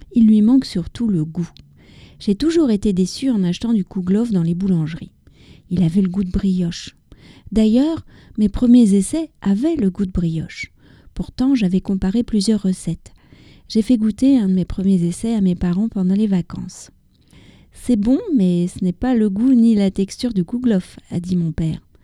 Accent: France; also born or lived in near Paris; je suis française, j'habite près de Paris

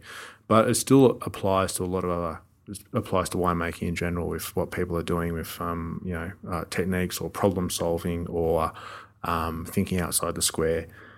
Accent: Australia; us as Australian winemakers and viticulturalists have learnt a lot about how to make it as well

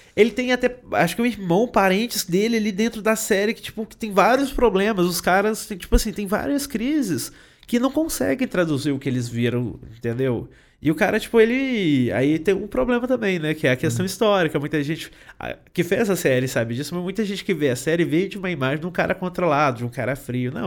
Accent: Itapecerica, Minas Gerais, Brazil; Eu sou mineiro. A minha cidade foi. É, nasceu de uma picada

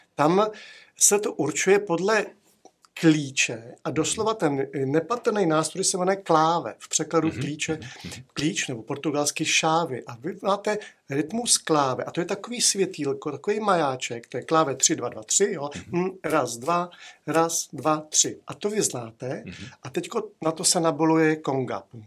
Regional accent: Prague, Czechia; já jsem vyrůstal na Ořechovce, tam byly kurty

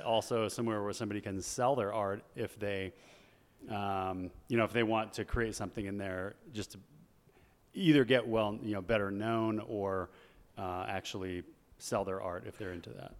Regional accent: Chandler, Arizona, United States; I grew up in Chandler, Arizona.

